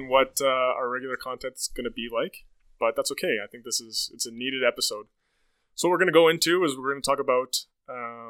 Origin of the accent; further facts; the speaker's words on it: Lethbridge, Alberta, Canada; I am originally from Lethbridge, Alberta as well. Owen and I grew up together in the sense that we both went to same middle school and high school.